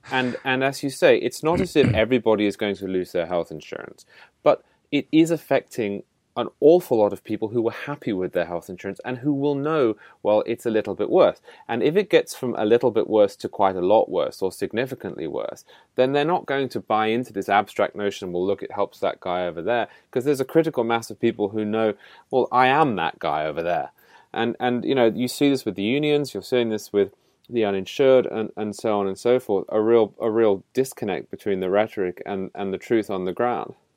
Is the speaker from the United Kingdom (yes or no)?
yes; United Kingdom; moved away; as a Brit